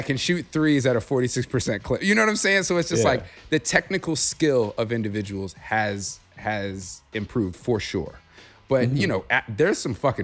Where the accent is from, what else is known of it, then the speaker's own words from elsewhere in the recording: Chicago, Illinois, United States; I grew up in Chicago and in Bulls country.